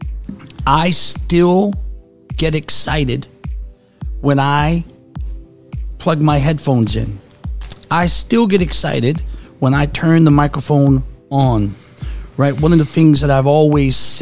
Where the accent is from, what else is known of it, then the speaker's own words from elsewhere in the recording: New Orleans, Louisiana, United States; moved away; also born or lived in Phoenix / Sacramento / Fresno / Las Vegas; Born and raised in New Orleans.